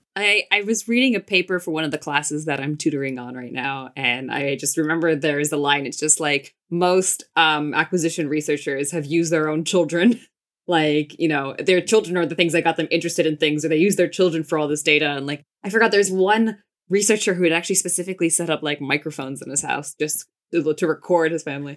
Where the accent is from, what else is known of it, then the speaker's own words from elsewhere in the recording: United States; I grew up in the States.